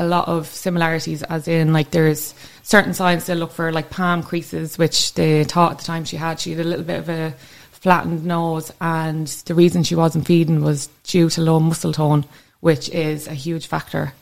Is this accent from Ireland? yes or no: yes; Kildare, Leinster, Ireland; I come from Kildare.